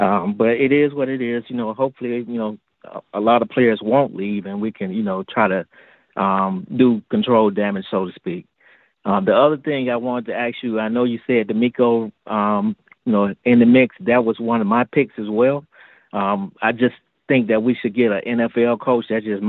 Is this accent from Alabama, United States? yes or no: yes; Birmingham, Alabama, United States; now in Atlanta, United States; I'm calling from Atlanta, but I'm originally from Birmingham.